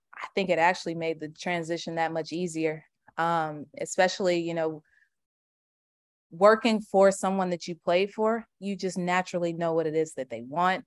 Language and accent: English; Charlotte, North Carolina, United States; moved away as an adult; now in Atlanta, United States; I'm from Charlotte